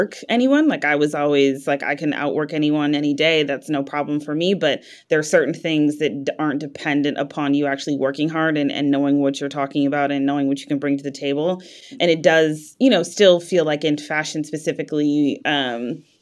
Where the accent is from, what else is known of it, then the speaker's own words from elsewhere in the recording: Wisconsin, United States; moved away; I grew up in Wisconsin